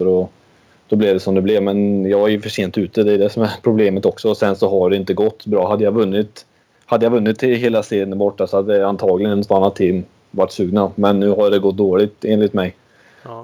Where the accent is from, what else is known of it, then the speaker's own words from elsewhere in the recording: Sweden; vi kommer från lilla Sverige